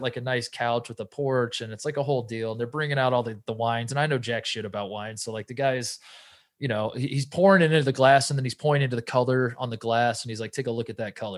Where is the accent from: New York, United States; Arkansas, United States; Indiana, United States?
Indiana, United States; Brownsburg; I'm from Indianapolis. I'm from the west side too. I'm from Brownsburg